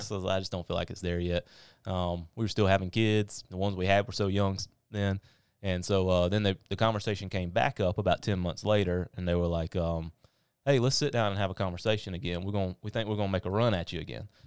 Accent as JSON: {"language": "English", "town": "North", "region": "South Carolina", "country": "United States", "said": "I'm from North, which is on the other side of it, but I uh, went to school in Pelion"}